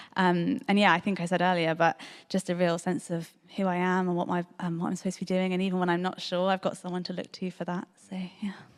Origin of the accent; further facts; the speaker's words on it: Bristol, South West England, United Kingdom; I grew up in Bristol, I grew up in North Bristol